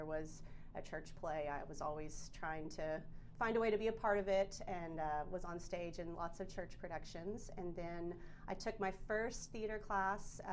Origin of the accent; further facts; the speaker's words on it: Jonesboro, Arkansas, United States; I grew up in Jonesboro, Arkansas